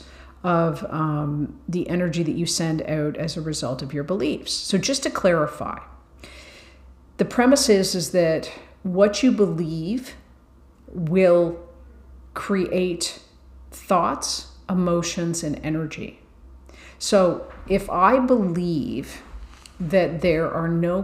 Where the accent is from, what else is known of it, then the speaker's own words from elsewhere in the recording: Ireland; I'm Irish